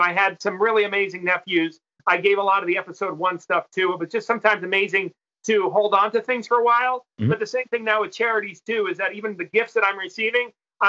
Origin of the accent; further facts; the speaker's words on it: New York, United States; I grew up with the New York Mets. I'm from New York.